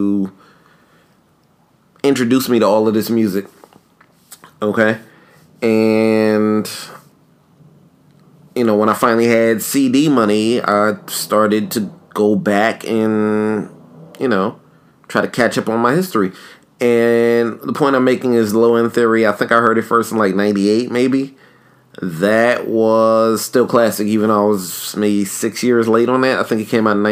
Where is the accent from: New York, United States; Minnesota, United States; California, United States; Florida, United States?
New York, United States; a kid who grew up in New York